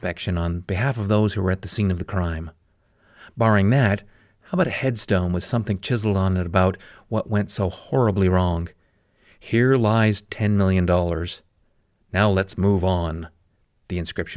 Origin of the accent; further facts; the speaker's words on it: Calgary, Alberta, Canada; My hometown of Calgary, Alberta, Canada